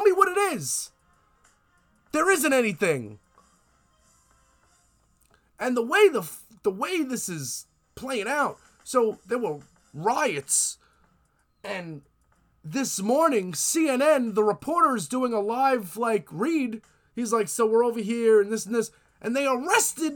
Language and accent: English; United States; I'm American